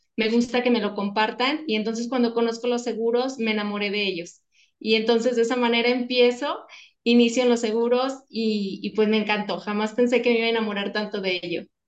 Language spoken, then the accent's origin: Spanish; León, Guanajuato, Mexico; somos de aquí de León, entonces es la parte de calzado